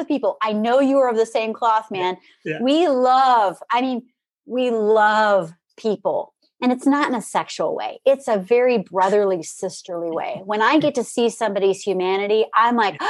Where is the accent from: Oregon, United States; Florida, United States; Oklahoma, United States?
Florida, United States; Orange Park; moved away; also born or lived in Jacksonville, Florida; I'm from Jacksonville originally, born in Jacksonville, grew up in Orange Park